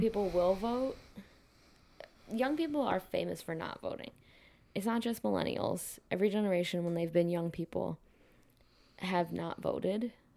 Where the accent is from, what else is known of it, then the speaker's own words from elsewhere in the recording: Midwest, United States; moved away; also born or lived in West Coast; I'm originally from the Midwest.